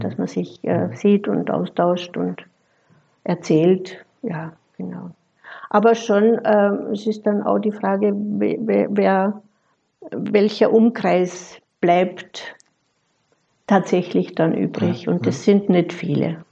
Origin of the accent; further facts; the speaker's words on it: Austria; moved away as an adult; also born or lived in Vienna / Fellbach, Germany; now in Germany; Bin gebürtige Österreicherin, habe die Ausbildung in Wien gemacht